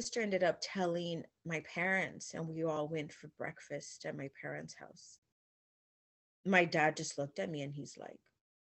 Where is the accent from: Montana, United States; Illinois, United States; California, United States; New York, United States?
Illinois, United States; now in Texas, United States; I grew up in Illinois and I moved down to Texas